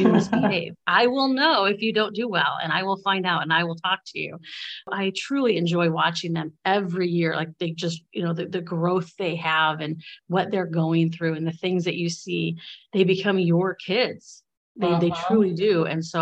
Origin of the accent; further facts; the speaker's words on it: Bradley, Illinois, United States; I grew up in Bradley, which is a really, it's a small district